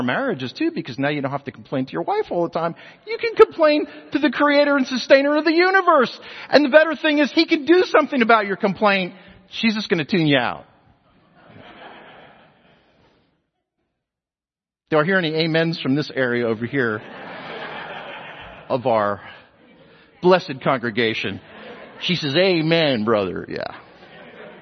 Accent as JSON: {"language": "English", "region": "New Jersey", "country": "United States", "tie": "born or raised there", "moved": "yes", "lives_now": "Texas, United States", "said": "I was a New Jerseyan, you know, but now I'm a Texan. I've been here longer in Texas than we've been in New Jersey"}